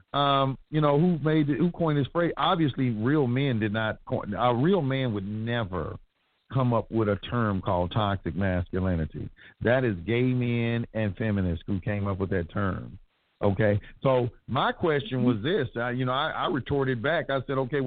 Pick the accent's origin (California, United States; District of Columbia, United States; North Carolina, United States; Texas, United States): Texas, United States; Dallas; Born and raised in Oak Cliff. I'm born and raised in Oak Cliff